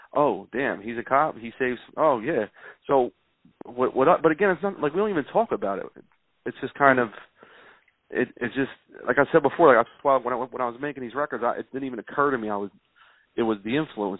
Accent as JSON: {"language": "English", "town": "Philadelphia", "region": "Pennsylvania", "country": "United States", "tie": "born or raised there", "said": "I'm from South Philly and in South Philly when I was growing up in the late 80s early 90s"}